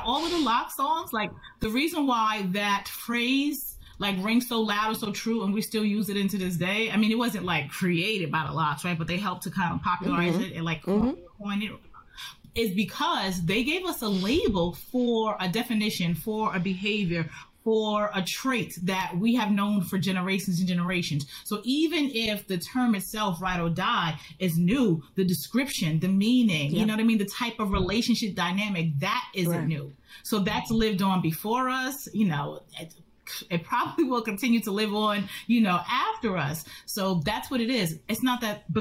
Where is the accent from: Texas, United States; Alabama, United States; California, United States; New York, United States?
New York, United States; Yonkers; I'm from Yonkers. Like, I am like hip hop to my core. I'm from Yonkers